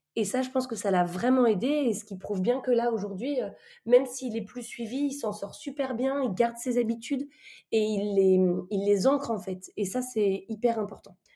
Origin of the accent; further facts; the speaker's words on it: France; on est français